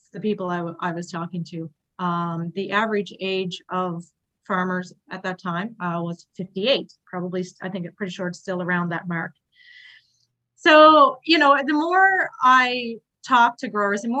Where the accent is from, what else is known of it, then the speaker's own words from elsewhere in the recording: Carbonear, Newfoundland and Labrador, Canada; moved away as an adult; also born or lived in Toronto, Ontario; So I'm from Newfoundland, from Carbonear, Newfoundland. And, you know, growing up in Newfoundland